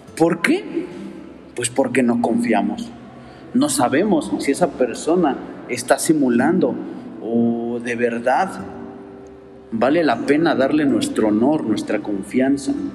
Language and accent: Spanish; Mexico; así somos como mexicanos.